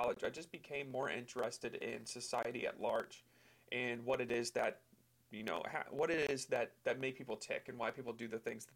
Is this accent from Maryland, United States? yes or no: yes; Mechanicsville, Maryland, United States; moved away as an adult; also born or lived in Long Island, New York; I grew up in Mechanicsville, Maryland.